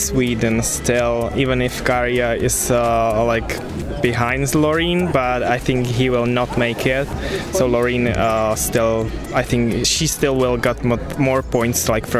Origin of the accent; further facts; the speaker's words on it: Czechia; English is a second language; From the Czech Republic.